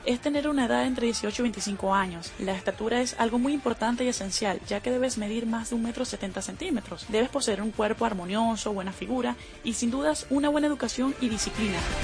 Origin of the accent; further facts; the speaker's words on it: Zulia, Venezuela; tengo 23 años y soy de Venezuela